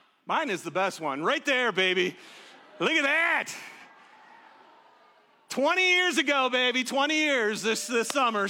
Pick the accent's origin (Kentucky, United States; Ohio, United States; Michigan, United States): Michigan, United States; Detroit; I'm from Detroit. So about 50 people came from Detroit.